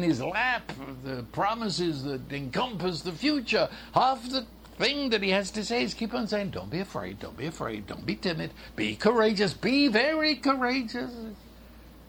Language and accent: English; London, United Kingdom; I was raised in London, England